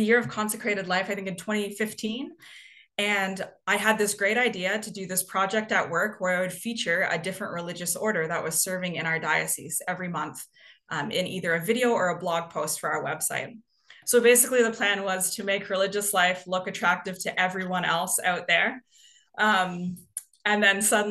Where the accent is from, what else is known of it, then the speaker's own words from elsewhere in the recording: Canada; moved away as an adult; also born or lived in Toronto; I am originally from Canada. You may be able to hear that in my accent